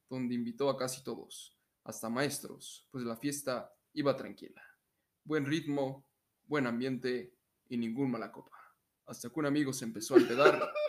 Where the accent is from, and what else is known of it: Mexico